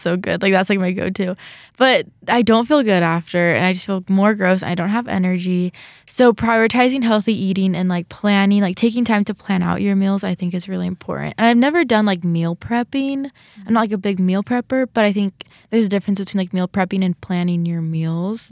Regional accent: California, United States; now in Rexburg, United States; I'm from California

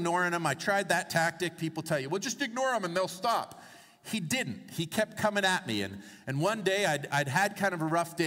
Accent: Toronto, Ontario, Canada; I grew up in Toronto in my teenage years, and I went to Northern Secondary School

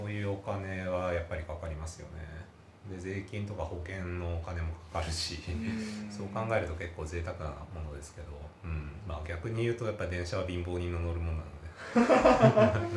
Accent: Okayama, Japan; moved away; also born or lived in Nagoya; もともと岡山出身なんですけど

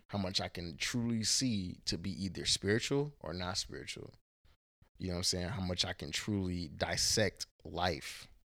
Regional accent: Houston, Texas, United States; now in Portland, Oregon, United States; I was raised in Houston, Texas. I was born in Portland, Oregon

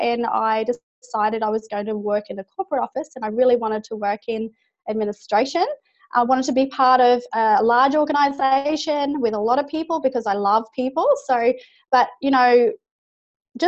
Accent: Brisbane, Queensland, Australia; I'm from Brisbane, Australia, obviously, and not too far from the Gold Coast

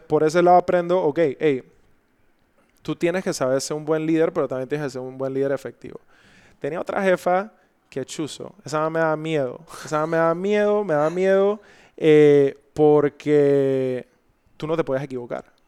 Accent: Panama; me tocó abrir la compañía, una compañía ya existente en mi país

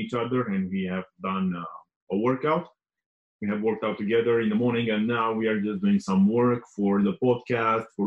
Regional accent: Romania; I was born in Romania, as you know. I was born in a small town. And yeah, I had like a normal childhood

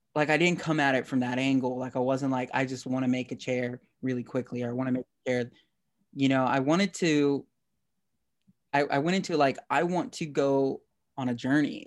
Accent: Texas, United States; I'm from Texas

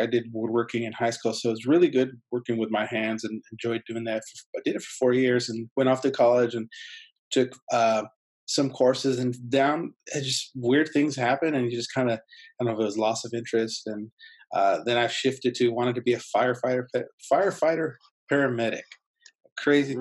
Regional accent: San Diego, California, United States; first language Spanish; English is a second language; I grew up in San Diego, so I did it through the school district there

